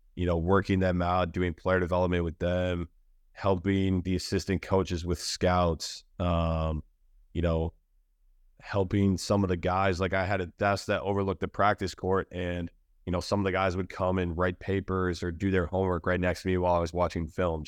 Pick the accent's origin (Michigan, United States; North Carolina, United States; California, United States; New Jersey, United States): Michigan, United States; moved away; I'm from Michigan